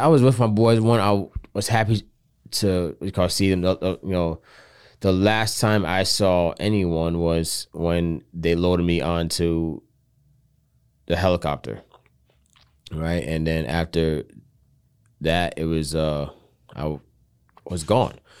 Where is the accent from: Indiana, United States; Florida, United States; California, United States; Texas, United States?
Florida, United States; South; now in Tampa, United States; I'm originally from South Florida